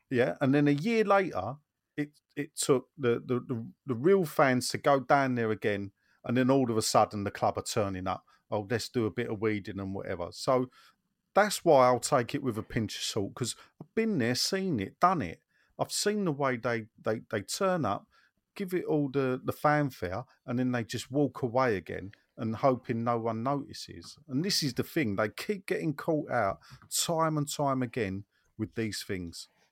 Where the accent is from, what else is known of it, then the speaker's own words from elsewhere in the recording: London, United Kingdom; moved away as an adult; I know I don't live in Newham, but I'm a Newham boy, born and brought up, and I lived there for thirty-five years